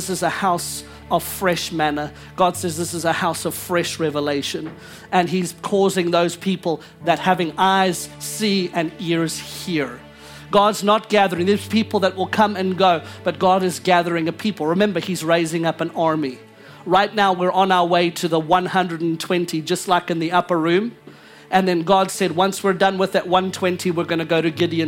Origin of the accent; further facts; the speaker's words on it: South Africa; now in United States; I come from South Africa